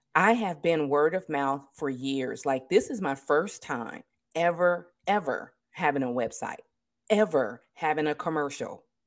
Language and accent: English; California, United States; born or raised there